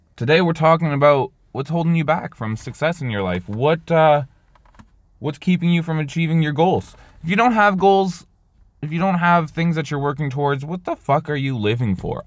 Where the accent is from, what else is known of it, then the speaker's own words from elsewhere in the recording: Canada; I'm Canadian